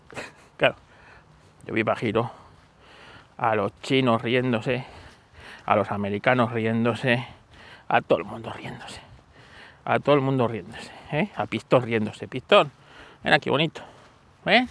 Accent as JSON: {"language": "Spanish", "country": "Spain"}